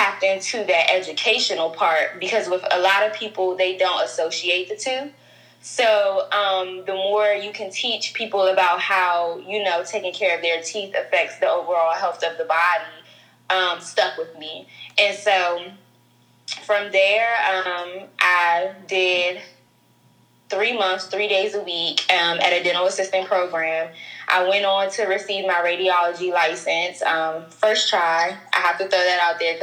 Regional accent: Prince George's County, Maryland, United States; I'm from PG, Pretty Girl County

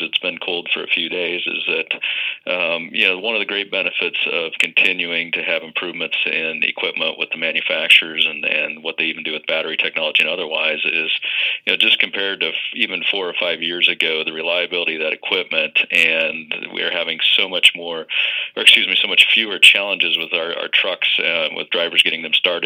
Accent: Midwest, United States; I grew up here in the Midwest

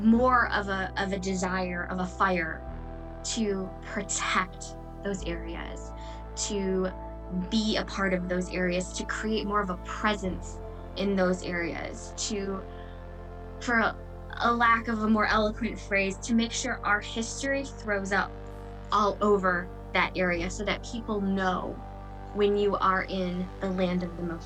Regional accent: outside of Detroit, Michigan, United States; moved away as an adult; now in Wisconsin, United States; I grew up outside of Detroit, and you know, only in the past 2 years moved here to Wisconsin to work with the community

